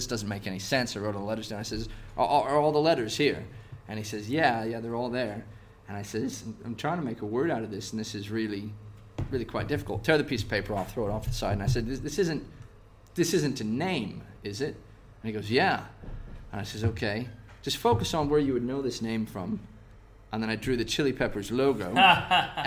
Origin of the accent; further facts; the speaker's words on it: United States; moved away as an adult; I'm from the States